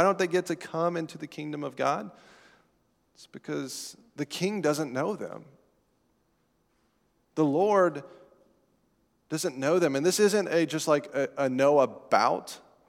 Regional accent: Colorado, United States; I don't remember most of the sermons at the church I grew up in out in Colorado.

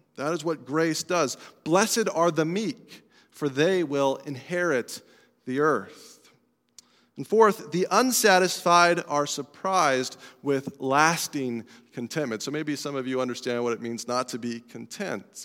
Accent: Colorado, United States; moved away; I'm from Colorado

